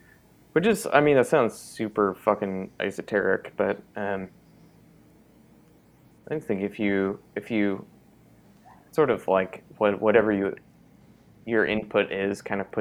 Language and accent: English; Auburn, California, United States; the town where I grew up here in California. He's from this small town called Auburn that was much, much smaller when he lived there. Like, literally, like, a leftover gold mining town.